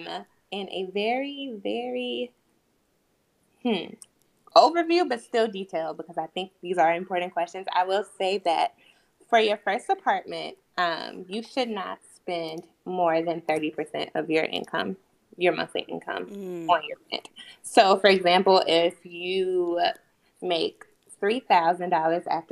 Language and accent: English; Chicago, Illinois, United States; moved away as an adult; now in Washington, D.C., United States; I am originally from Chicago, Illinois, born and raised